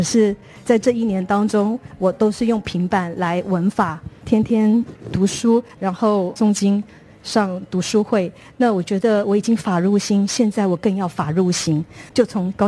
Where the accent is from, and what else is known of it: Thailand